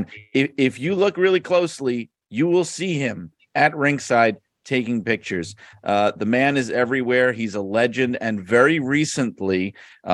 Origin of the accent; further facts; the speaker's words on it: New York City, New York, United States; now in Connecticut, United States; I live in Connecticut now, but I grew up in Brooklyn, New York